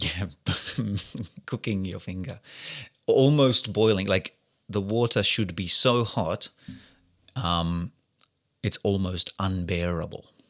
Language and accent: English; Australia; being an Australian like myself